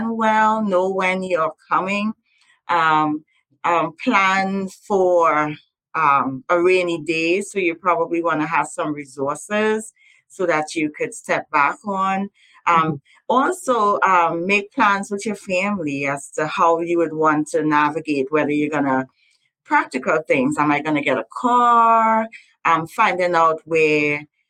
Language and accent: English; Trinidad & Tobago; now in United States; I'm from Trinidad and Tobago and we eat lots of curry and roti